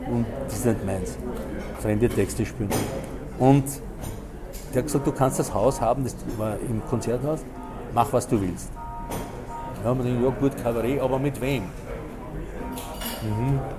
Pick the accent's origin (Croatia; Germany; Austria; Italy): Croatia; born there; Und das muss man eben kennen, das ist eine Tradition von, von meinem Geburtsort her von, oder vom kroatischen her.